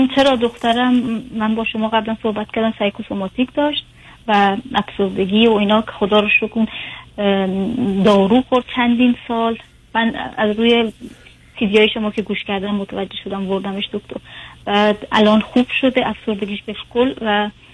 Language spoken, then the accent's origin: Persian; Iran; moved away; من متولد ایرانم